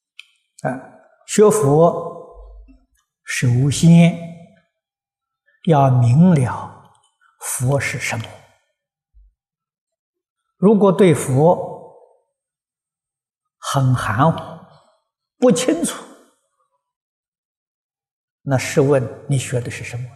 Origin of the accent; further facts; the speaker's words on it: China; 我们中国人呢，喜欢简单，把它的尾音呢省掉了。